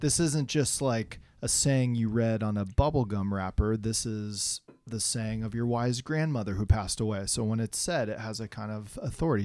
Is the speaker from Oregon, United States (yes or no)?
yes; Oregon, United States; I grew up in Oregon, so I'm kinda back home.